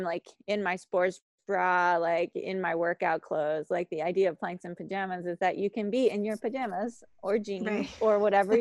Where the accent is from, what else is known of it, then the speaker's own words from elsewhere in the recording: Hampstead, Maryland, United States; I grew up in Hampstead, Maryland